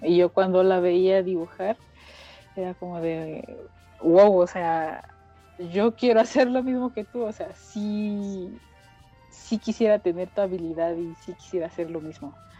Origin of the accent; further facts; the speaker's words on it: State of Mexico, Mexico; soy del Estado de México